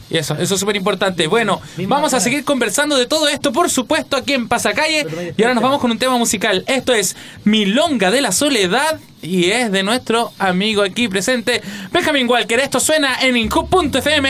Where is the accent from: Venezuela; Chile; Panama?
Chile